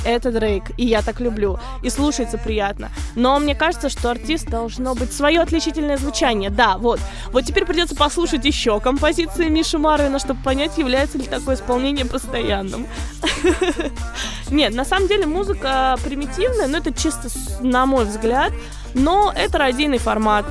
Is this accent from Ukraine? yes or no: no; Moscow, Russia; also born or lived in Rostov Oblast; now in United States; я приезжала из Москвы к бабушке в Ростовскую область